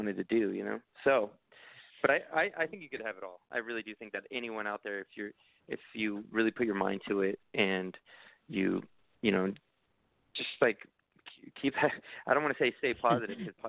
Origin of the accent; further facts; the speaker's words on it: Hawaii, United States; also born or lived in California; I'm from California and Hawaii